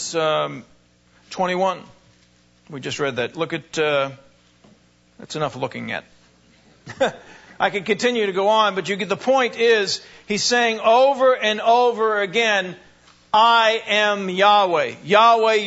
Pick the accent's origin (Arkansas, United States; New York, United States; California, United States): New York, United States; New Hyde Park; I was born in New High Park, Long Island